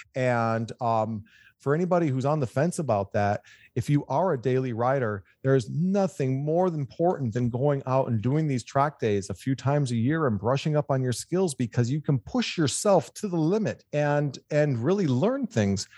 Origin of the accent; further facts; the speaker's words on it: Michigan, United States; moved away as an adult; now in California, United States; I'm a Michigan boy, but I've been in California for 25 years.